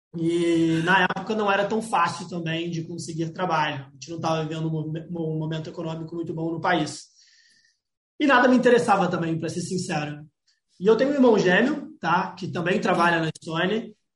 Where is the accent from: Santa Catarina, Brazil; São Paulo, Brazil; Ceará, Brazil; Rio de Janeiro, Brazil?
Santa Catarina, Brazil; Florianópolis; Eu sou de Florianópolis, Santa Catarina.